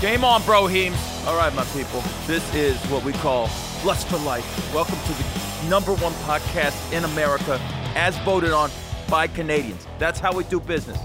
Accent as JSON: {"language": "English", "region": "West Coast", "country": "United States", "said": "I'm from the West Coast, where skater shoes matter"}